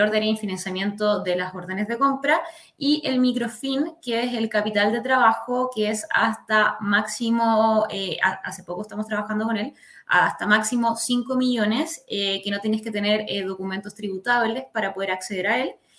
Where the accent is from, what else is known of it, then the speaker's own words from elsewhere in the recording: La Serena, Coquimbo, Chile; also born or lived in Valparaíso Region / Quilpué / Villa Alemana; now in Santiago, Chile; viví, nací y viví en La Serena. Después de eso, en unos años después me fui para, la quinta región